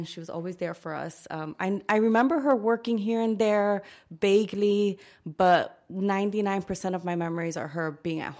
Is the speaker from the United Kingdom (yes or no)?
no; Dominican Republic; born there; I was born in the Dominican Republic, and I love to say that because I love to be true to my heritage as much as I can.